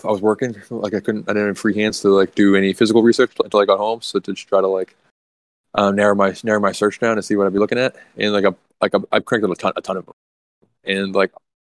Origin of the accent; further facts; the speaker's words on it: Massachusetts, United States; I am from Massachusetts